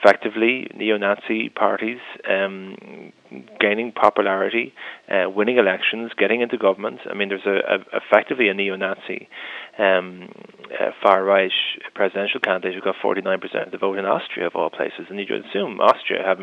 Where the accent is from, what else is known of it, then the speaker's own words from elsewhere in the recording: Ireland; we're in every English-speaking world and every country in the world as Irish people, that we know the immigrant experience intimately